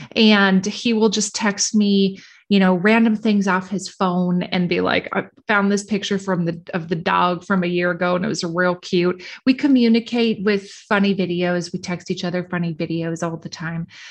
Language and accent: English; Minnesota, United States; I'm from Minnesota